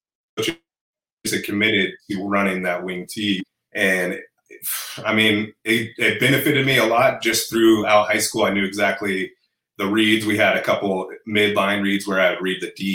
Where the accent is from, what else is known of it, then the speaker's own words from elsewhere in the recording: Grass Valley, California, United States; also born or lived in Arizona; I grew up in Grass Valley, California